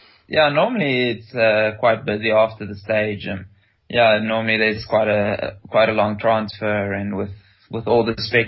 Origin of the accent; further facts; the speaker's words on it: Rustenburg, North West, South Africa; moved away as an adult; also born or lived in Potchefstroom; now in Europe; I grew up in Rustenburg.